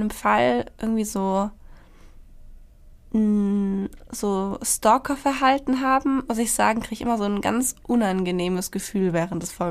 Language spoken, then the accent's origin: German; Germany